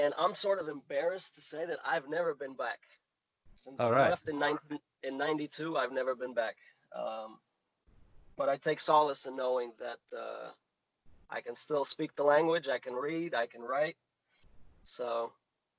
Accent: United States; also born or lived in Russia; I'm originally from Russia. I was born in Russia and moved to America when I was about 7 years old. And then pretty much stayed here

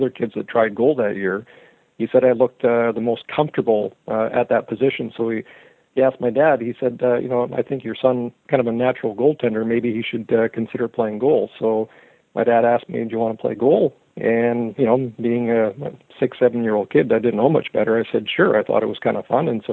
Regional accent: Canada; also born or lived in Croatia / Edmonton, Alberta; So I was born in Croatia, and my parents immigrated to Canada when I was 1 year old, and we ended up living in Edmonton for the first 5 years of my life.

